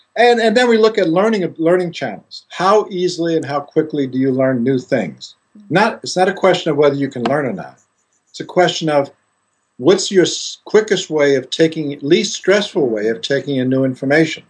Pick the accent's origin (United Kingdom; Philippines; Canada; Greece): Greece; moved away as an adult; I grew up in Greece and uh, studied initially in Greece